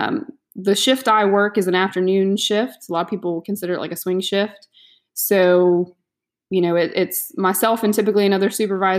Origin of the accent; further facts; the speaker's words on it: Florida, United States; I'm from Florida, born and raised here, not in the county I'm living